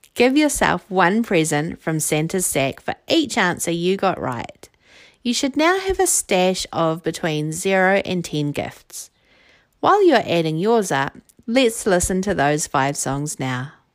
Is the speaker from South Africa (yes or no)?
no; New Zealand; I'm from New Zealand, it is summer here